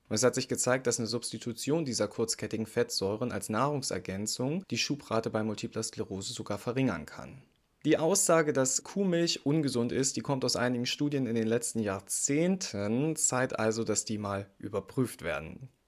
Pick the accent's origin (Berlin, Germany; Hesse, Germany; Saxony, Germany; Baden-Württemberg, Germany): Saxony, Germany; Fehlt nur noch mein Heimatbundesland Sachsen.